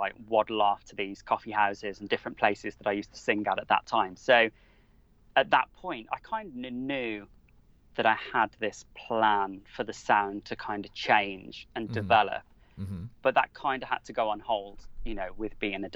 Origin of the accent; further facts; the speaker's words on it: Wolverhampton, West Midlands, United Kingdom; now in Devon, United Kingdom; I grew up in Wolverhampton, which is smack bang in the middle of the country